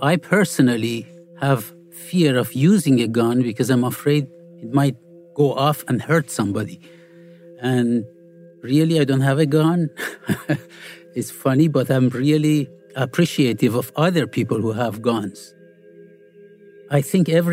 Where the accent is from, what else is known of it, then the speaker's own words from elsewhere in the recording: Iran; now in Florida, United States; I grew up in Iran